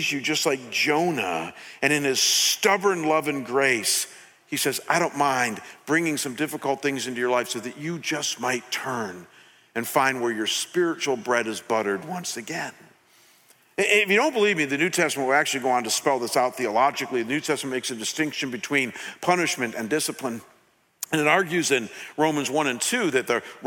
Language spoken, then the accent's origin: English; United States; a junior in high school in a secular town in America in a secular home